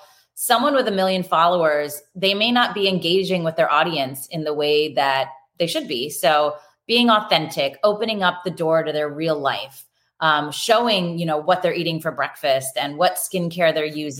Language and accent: English; York, Pennsylvania, United States; moved away as an adult; also born or lived in Philadelphia, Pennsylvania; now in Los Angeles, United States; I grew up in Pennsylvania, York, Pennsylvania